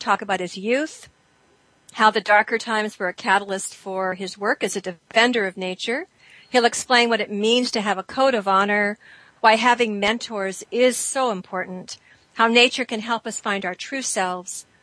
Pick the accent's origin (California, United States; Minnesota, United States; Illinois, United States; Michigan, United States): California, United States; Yorba Linda; moved away; I grew up in Yorba Linda in Southern California